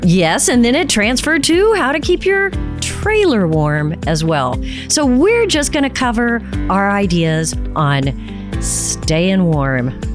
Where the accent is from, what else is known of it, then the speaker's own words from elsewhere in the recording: Texas, United States; I'm from Texas